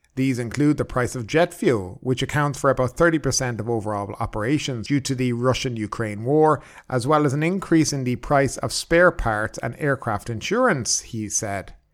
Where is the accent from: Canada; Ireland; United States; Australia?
Ireland; now in Thailand; I'm from Ireland